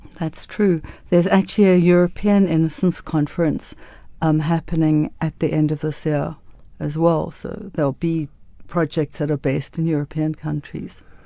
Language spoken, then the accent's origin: English; Cape Town, Western Cape, South Africa; I grew up in Cape Town in Newlands, which is a very cold, rainy, um, area.